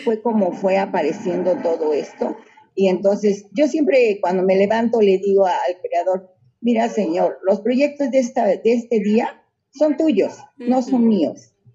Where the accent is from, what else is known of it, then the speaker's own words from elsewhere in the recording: San Antonino Castillo Velasco, Oaxaca, Mexico; Yo vengo de San Antonino Castillo Velasco. Nací hace 30 años ahí, en mi tierra natal.